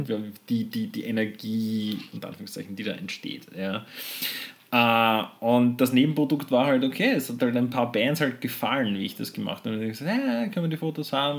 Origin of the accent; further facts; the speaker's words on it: Austria; bei uns in Österreich